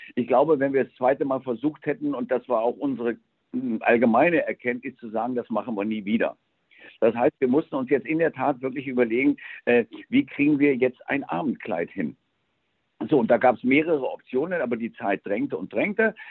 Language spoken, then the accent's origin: German; Spain; moved away; ich bin ja in Spanien groß geworden